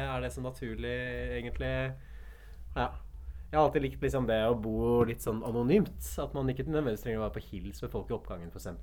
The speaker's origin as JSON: {"language": "Norwegian", "town": "Hamar", "region": "Innlandet", "country": "Norway", "said": "du veit at jeg kommer fra Hamar."}